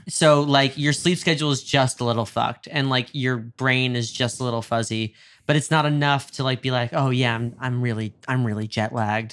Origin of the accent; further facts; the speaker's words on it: Westchester, New York, United States; moved away as an adult; now in Los Angeles, United States; I grew up a little outside of New York City, felt, in a small town